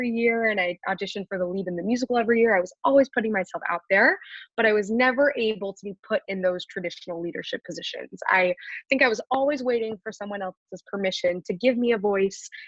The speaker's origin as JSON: {"language": "English", "town": "Wichita", "region": "Kansas", "country": "United States", "tie": "born or raised there", "also_born_or_lived": "Philadelphia, Pennsylvania", "moved": "as an adult", "lives_now": "New York, United States", "said": "I'm from Wichita, Kansas. I was the only Jewish student in my"}